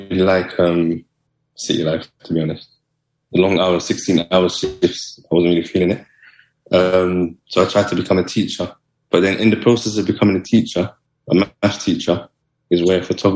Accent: London, United Kingdom; where I'm from, I grew up in South Kilburn, which is like a really rough neighborhood

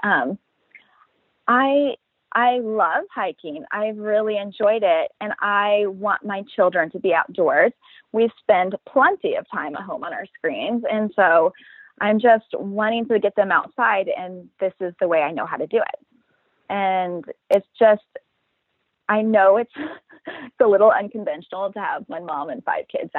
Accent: Midwest, United States; now in Sacramento, United States; I'm from the Midwest, but I live in Sacramento, California

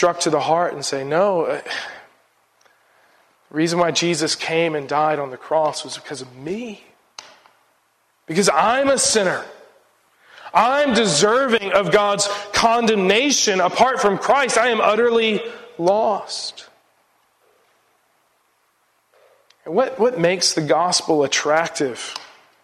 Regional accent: United States; being an American and the cultural baggage that I bring with me

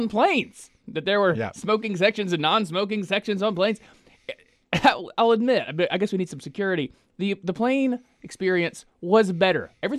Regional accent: Côte d’Ivoire; born there; If you recall, I was born on the Ivory Coast. My parents were missionaries.

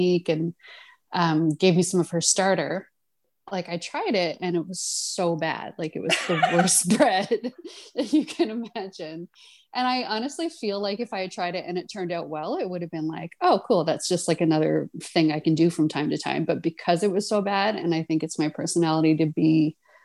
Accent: Corner Brook, Newfoundland and Labrador, Canada; moved away as an adult; also born or lived in London, Ontario; I'm from Newfoundland, from Corner Brook on the West Coast. I mean, I think Newfoundlanders always call Newfoundland home, even though sadly I've lived away from Newfoundland longer than I live there at this point

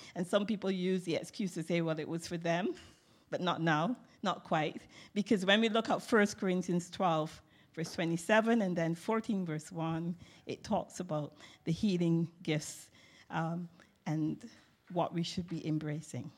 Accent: England, United Kingdom; as an English person

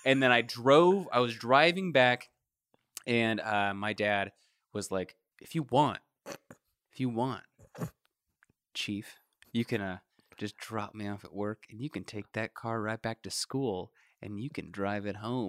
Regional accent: Kentucky, United States; I grew up in Kentucky

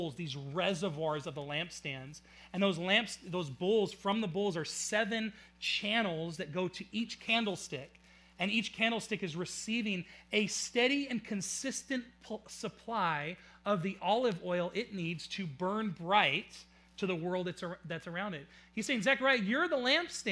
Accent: Auburn, United States; I was born in Auburn

